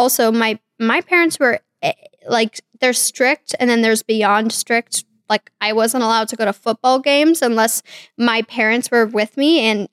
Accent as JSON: {"language": "English", "town": "Kansas City", "region": "Missouri", "country": "United States", "tie": "born or raised there", "said": "I was born in Kansas City, Missouri in 1998"}